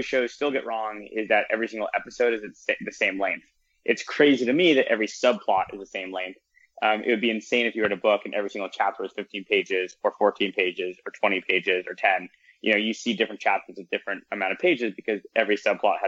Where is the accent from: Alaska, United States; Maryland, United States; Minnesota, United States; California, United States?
California, United States; Southern; moved away as an adult; also born or lived in Ithaca, New York; I grew up in Southern California.